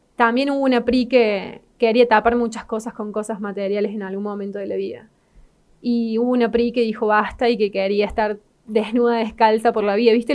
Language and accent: Spanish; Río Cuarto, Córdoba, Argentina; la ciudad donde nací, que es acá en Río Cuarto.